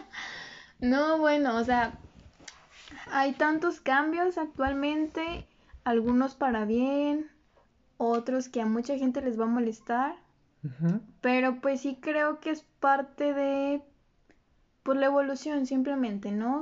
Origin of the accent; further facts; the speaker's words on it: Mexico; somos el futuro de México